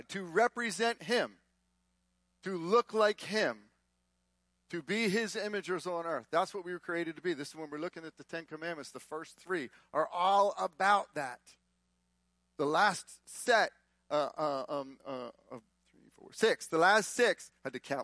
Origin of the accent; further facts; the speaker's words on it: Texas, United States; We're from Texas